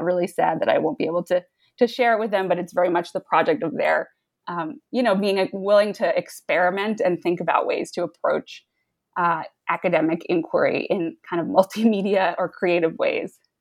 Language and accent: English; the New York suburbs, United States; I grew up in the New York suburbs